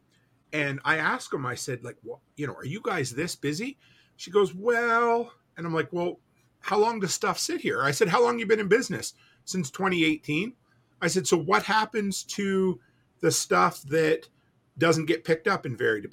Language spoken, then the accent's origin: English; Canada; I'm Canadian